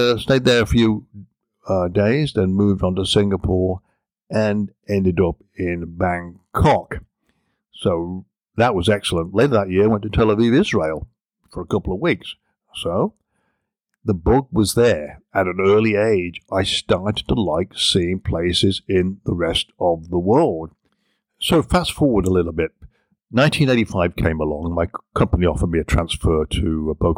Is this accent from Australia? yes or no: no; England, United Kingdom; moved away as an adult; now in United States; growing up in England